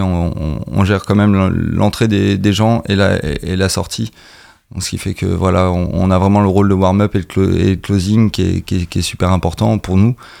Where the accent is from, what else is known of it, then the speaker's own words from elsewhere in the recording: Caen, Normandy, France; on est beaucoup de Caen